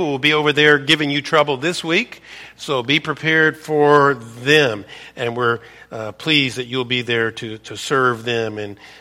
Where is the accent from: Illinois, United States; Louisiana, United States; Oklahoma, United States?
Louisiana, United States; I was born and raised in Louisiana, grew up an LSU fan